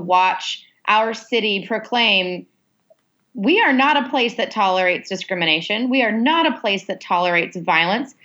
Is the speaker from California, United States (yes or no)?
no; Orlando, Florida, United States; This is my hometown. This is where I grew up